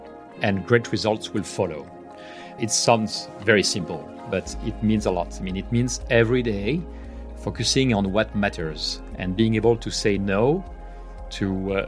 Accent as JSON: {"language": "English", "country": "France", "second_language": "English", "lives_now": "Barcelona, Spain", "said": "I am French, as you can guess from my terrible accent. But I've been in Barcelona, and I've been in Barcelona for the last 16 years now."}